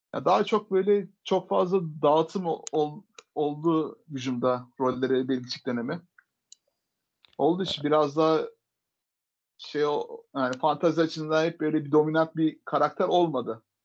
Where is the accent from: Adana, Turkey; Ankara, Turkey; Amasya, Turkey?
Adana, Turkey; Boston Massachusetts doğumlu değilim Adana doğumluyum ben